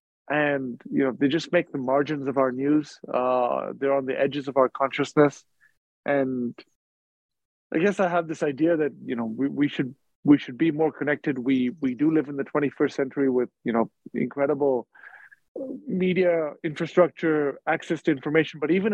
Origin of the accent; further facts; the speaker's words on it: India; also born or lived in Dubai, United Arab Emirates; I grew up in India and in Dubai, where my parents were working. I went to boarding school in India.